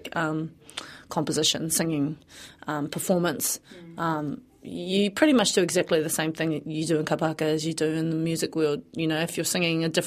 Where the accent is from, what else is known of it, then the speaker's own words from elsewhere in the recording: Tauranga, Bay of Plenty, New Zealand; moved away as an adult; also born or lived in Wellington; I moved back to Tauranga from Wellington after being there for 10 years. In 2014, I moved home